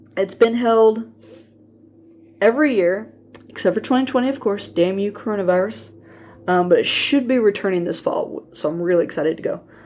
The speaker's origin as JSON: {"language": "English", "town": "Leavenworth", "region": "Kansas", "country": "United States", "tie": "born or raised there", "said": "We had a Dickinson at the Leavenworth Plaza in my hometown and used to go there all the time"}